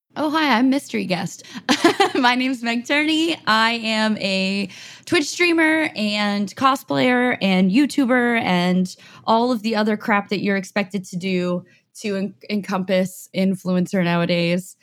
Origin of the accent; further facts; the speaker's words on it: Austin, Texas, United States; also born or lived in Houston / Los Angeles; I was born in Houston, but raised in Austin. I mean, I got here when I was a little kid, so I basically say I'm born and raised in Austin